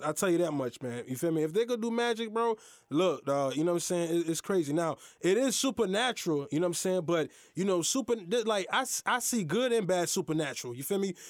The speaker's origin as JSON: {"language": "English", "country": "United States", "tie": "born or raised there", "said": "I'm Haitian American. My mother and father, they were born in Haiti. I was born in America"}